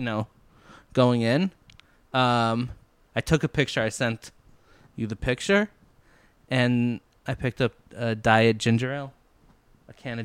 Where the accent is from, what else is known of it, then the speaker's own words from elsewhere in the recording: Stamford, Connecticut, United States; Our hometown